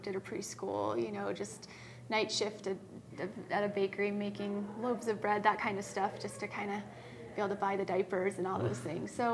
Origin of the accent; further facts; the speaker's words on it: East Coast, United States; moved away as an adult; also born or lived in Tanzania; now in Helena, United States; growing up on the East Coast